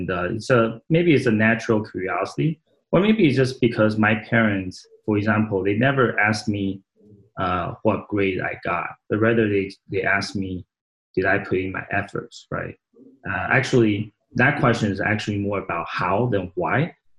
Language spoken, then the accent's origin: English; Saratoga, California, United States; English is a second language; I grew up in Northern California in a little town called Saratoga, California.